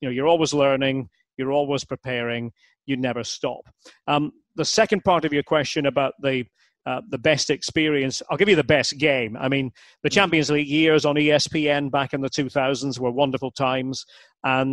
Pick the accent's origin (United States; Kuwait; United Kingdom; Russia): United Kingdom; Aberdeen, Scotland; I'm from Aberdeen, from Scotland